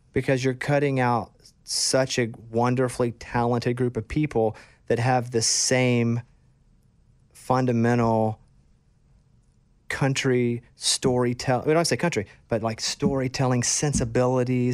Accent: Arkansas, United States; also born or lived in Austin; now in Nashville, United States; I grew up in Arkansas

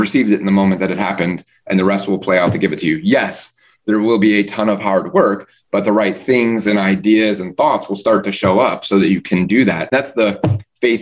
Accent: Midwest, United States; now in Florida, United States; Living in Florida, I grew up in the Midwest

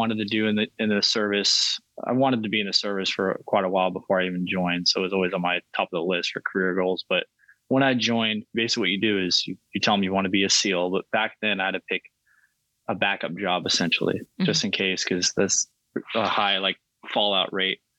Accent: Southern California, United States; I grew up in Southern California.

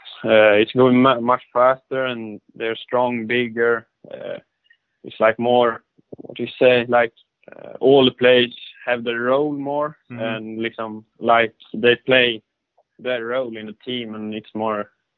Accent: Örebro County, Sweden; I am from Örebro. Maybe a little smaller town outside Örebro.

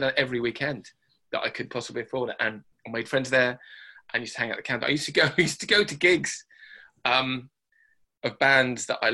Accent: Birmingham, West Midlands, United Kingdom; I was born in the Midlands

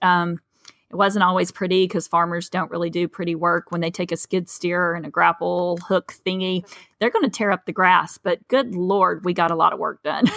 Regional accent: East Tennessee, United States; moved away as an adult; now in South Texas, United States; I'm from East Tennessee, um, I, actually, I'm in a county that, w, in a, from a county that borders Alabama and Georgia

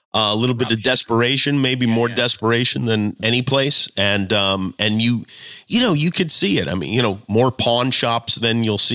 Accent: Las Vegas, Nevada, United States; it was never obvious to me until I moved from Las Vegas and people couldn

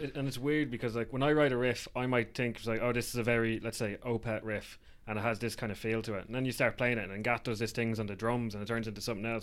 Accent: Wicklow, Leinster, Ireland; moved away as an adult; now in Dublin, Ireland; we're from Wicklow, but I moved to Dublin for for work

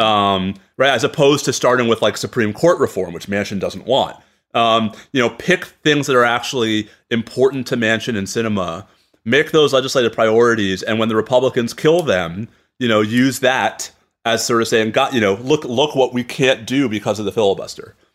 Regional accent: New York, United States; I'm a New Yorker

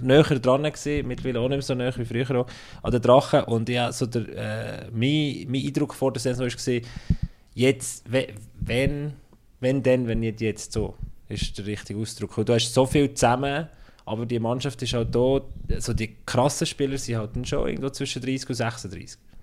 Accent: Bern, Switzerland; moved away; also born or lived in Fribourg; als ich als Berner zuerst mal bei Freiburg kam

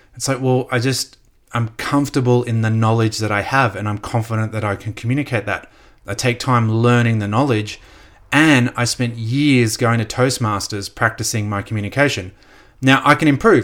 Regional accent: Australia; also born or lived in United States; I'm Australian

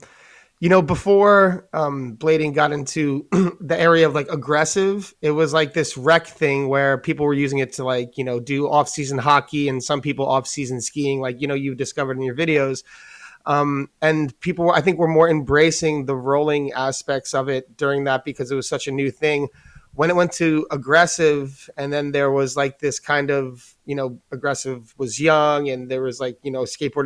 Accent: New York, United States; being like a New Yorker

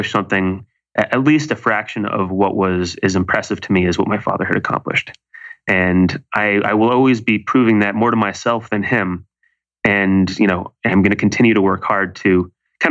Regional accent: Malibu, California, United States; now in New York City, United States; I grew up in Malibu, California, where there happen to be fabulously wealthy people who have everything

